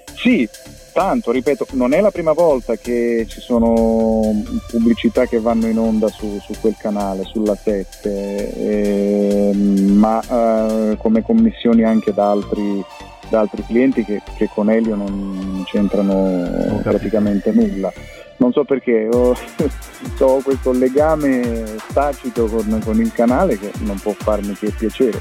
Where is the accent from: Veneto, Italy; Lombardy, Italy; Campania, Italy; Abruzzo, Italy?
Veneto, Italy; Abano Terme; now in Sicily, Italy; sono nato ad Abano Terme